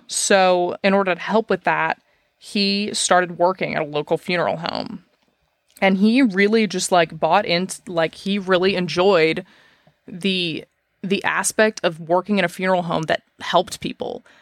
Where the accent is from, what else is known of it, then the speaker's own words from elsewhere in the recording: Dallas, Texas, United States; also born or lived in Fort Worth; I, I'm from Dallas. I moved to Fort Worth, which is just west